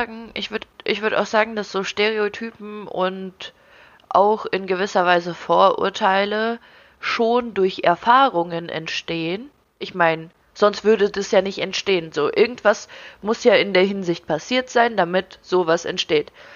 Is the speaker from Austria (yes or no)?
no; Ukraine; now in Germany; ich wurde in der Ukraine geboren, für mich waren andere Sachen vollkommen normal, bevor ich hier nach Deutschland gekommen bin